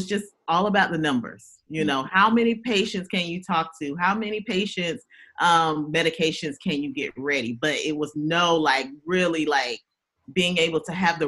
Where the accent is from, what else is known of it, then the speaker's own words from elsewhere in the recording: Augusta, Georgia, United States; also born or lived in Louisiana; I am a Southern girl, born and raised in Georgia. Actually Augusta, Georgia